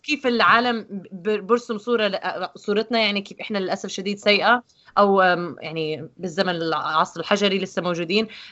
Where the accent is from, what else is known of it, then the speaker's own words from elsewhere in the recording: Jordan; moved away; عندنا بالاردن